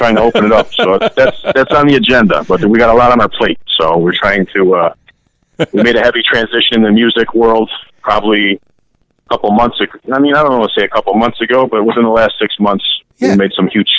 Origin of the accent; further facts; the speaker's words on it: Chicago, Illinois, United States; You know, I grew up in Bridgeport and by Midway Airport, so that's obviously a pretty dominant Italian area.